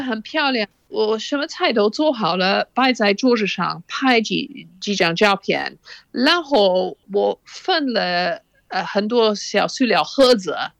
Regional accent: Oxford, South East England, United Kingdom; Chinese is a second language; 我在牛津长大的时候，我父母嗯。非常开放。我哦。我母亲在牛津教外国留学生英语，所以嗯。我们经常有外国留学生住在我们家

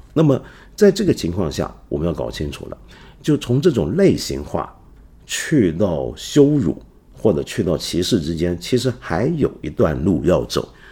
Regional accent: China; 我们中国人

